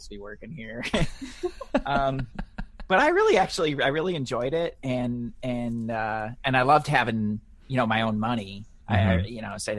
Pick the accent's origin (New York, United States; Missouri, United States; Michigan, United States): Michigan, United States; Detroit; moved away as an adult; I grew up in the Midwest. So I grew up in Detroit. I lived there pretty much my whole life